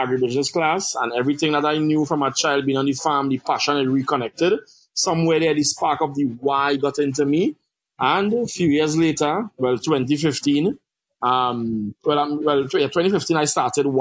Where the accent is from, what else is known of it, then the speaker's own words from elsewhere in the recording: Siparia, Trinidad & Tobago; I'm from Trinidad and Tobago, south of the island, Siparia. Some people might say Siparia, but the writing is Siparia. I grew up on a farm.